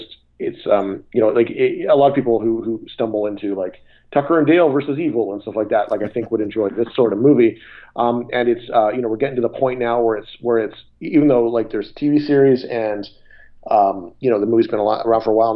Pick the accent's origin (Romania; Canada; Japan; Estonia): Canada; now in United States; I grew up in Canada